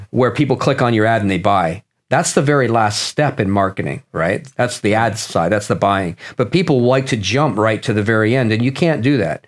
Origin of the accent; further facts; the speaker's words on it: Nottingham, East Midlands, United Kingdom; moved away; I was born in Nottingham, England